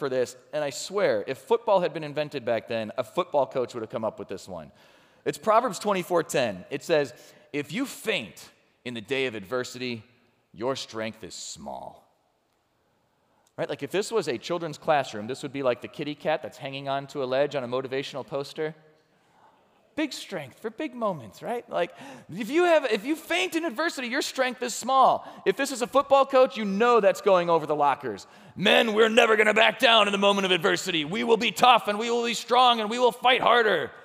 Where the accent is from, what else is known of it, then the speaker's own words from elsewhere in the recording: Chicago, Illinois, United States; moved away; I grew up around Chicago